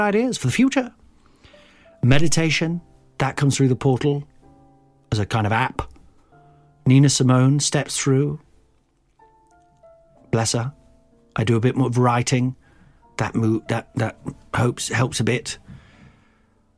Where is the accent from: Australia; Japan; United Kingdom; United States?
United Kingdom; Midlands; growing up in the Midlands